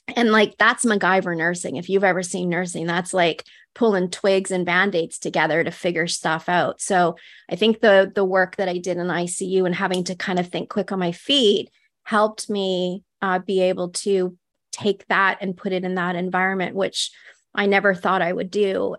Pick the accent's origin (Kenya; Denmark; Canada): Canada; northwestern Ontario; I grew up in Ontario in Canada, so it was, like, northwestern Ontario